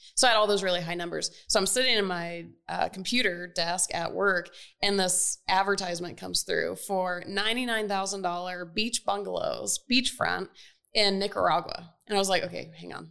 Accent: Atlanta, Georgia, United States; I grew up in Atlanta, where we are

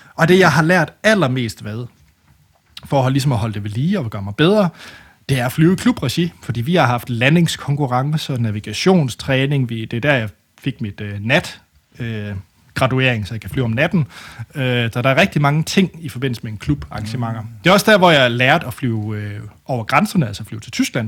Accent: West Jutland, Central Denmark Region, Denmark; jeg er fra det mørke Vestjylland

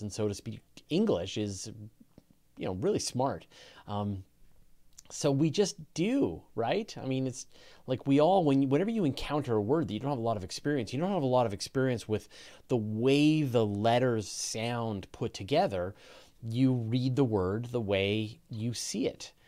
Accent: Canada; accent: Canadian; we as Canadians, uh, we say words differently than Americans

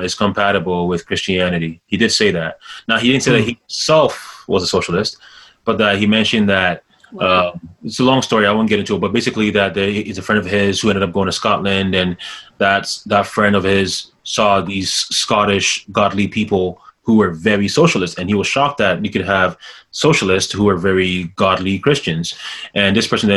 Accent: Ghana; as a Ghanaian

